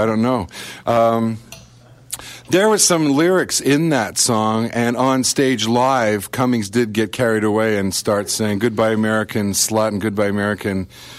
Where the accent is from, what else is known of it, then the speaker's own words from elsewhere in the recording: Canada; touring as a Canadian band there